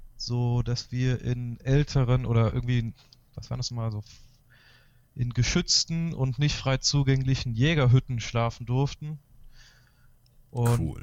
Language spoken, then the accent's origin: German; Galicia, Spain; moved away; also born or lived in Chile; also ich bin in Galicien aufgewachsen, das ist auch eher die raue Gegend von Spanien danach in Chile gelebt